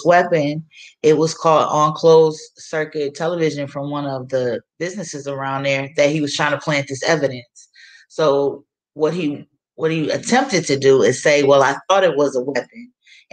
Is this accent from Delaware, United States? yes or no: yes; Wilmington, Delaware, United States; I'm from Wilmington, Delaware